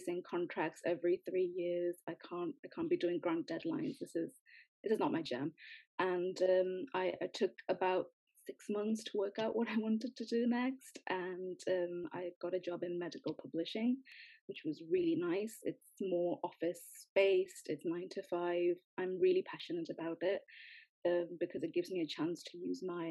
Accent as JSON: {"language": "English", "town": "Newcastle upon Tyne", "region": "North East England", "country": "United Kingdom", "also_born_or_lived": "Sweden", "moved": "as an adult", "said": "I'm from Newcastle, but because I'm brown-skinned, people always want to know, so I am Indian."}